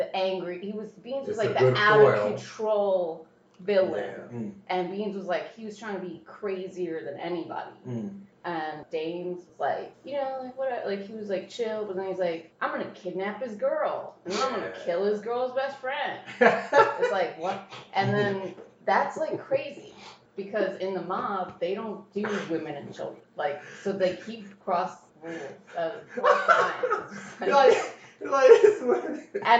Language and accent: English; New Jersey, United States; I'm from New Jersey